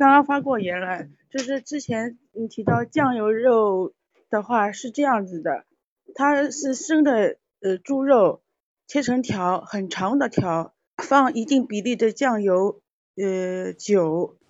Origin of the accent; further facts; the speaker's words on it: Shaoxing, Zhejiang, China; 因为我是绍兴人嘛，我也知道绍兴有一道很好吃的菜，只有冬天会有